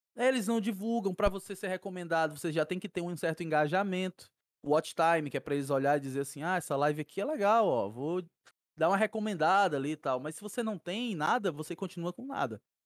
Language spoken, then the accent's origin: Portuguese; Fortaleza, Ceará, Brazil; Nascido e criado aqui em Fortaleza